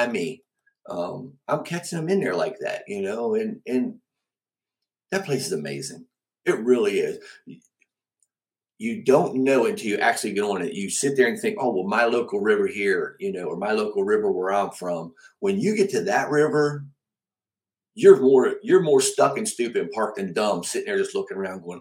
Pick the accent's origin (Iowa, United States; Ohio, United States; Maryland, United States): Maryland, United States; Cumberland; moved away as an adult; also born or lived in Alabama; now in Winchester, United States; born and raised in Cumberland, Maryland